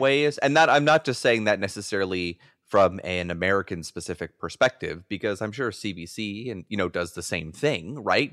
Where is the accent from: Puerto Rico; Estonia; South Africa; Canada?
Canada; I'm a Canadian